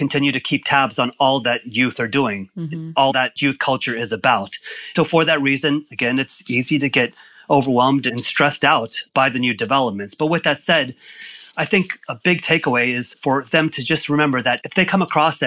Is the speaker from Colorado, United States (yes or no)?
no; Orlando, Florida, United States; moved away as an adult; also born or lived in Michigan; I grew up in Orlando